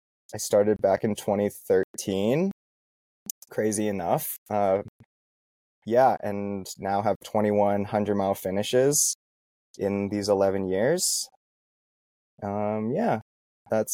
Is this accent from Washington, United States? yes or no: yes; Vancouver, Washington, United States; now in Boulder, United States; I grew up in Vancouver, Washington, in the Pacific Northwest